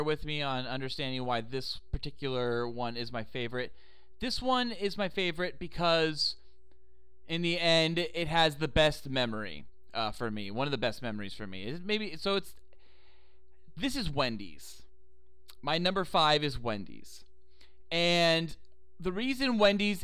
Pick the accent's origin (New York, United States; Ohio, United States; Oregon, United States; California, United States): California, United States; As a Californian